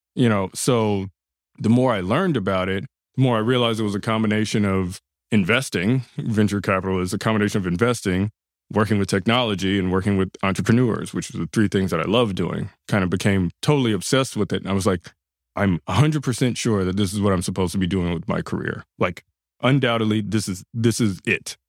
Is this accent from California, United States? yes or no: yes; Los Angeles, California, United States; I grew up, born and raised in South LA. That's uh, Gardena and then Ladera Heights